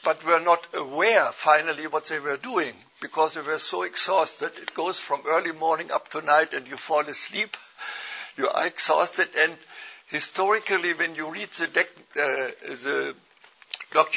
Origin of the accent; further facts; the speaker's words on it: Germany; accent: German; English is a second language; moved away as an adult; also born or lived in India; My accent gives me away. I'm a German. But I have not lived in Germany all the way, but I have been missionary in India for several years